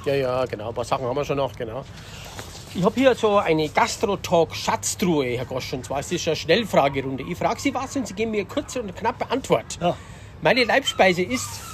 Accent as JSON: {"language": "German", "region": "Upper Bavaria", "country": "Germany", "said": "ich komme ja aus Oberbayern"}